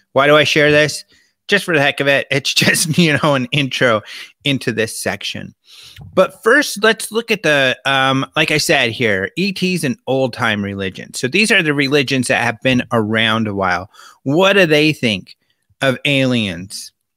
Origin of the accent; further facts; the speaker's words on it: Colorado, United States; also born or lived in California; now in Arizona, United States; Being out here in Arizona, I'm from Colorado, spend a lot of time in California